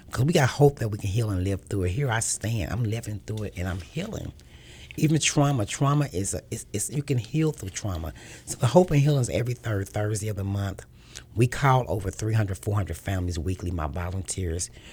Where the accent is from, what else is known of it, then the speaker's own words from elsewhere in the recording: Kansas City, Missouri, United States; Born and raised in Kansas City all my life